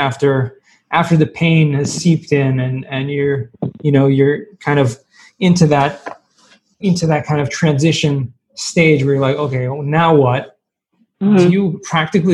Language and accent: English; Southern California, United States; I'm from Southern California and I took 3 years of Spanish in high school